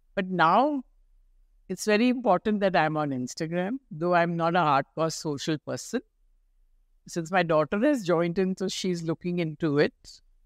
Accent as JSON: {"language": "English", "town": "Mumbai", "region": "Maharashtra", "country": "India", "moved": "as an adult", "lives_now": "Kolkata, India", "said": "I'm a girl from Bombay."}